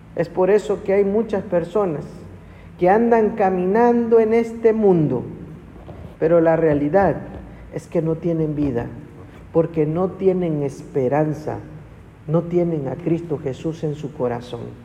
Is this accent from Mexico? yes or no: yes; Ciudad del Carmen, Campeche, Mexico; Yo crecí de, pequeño en Ciudad del Carmen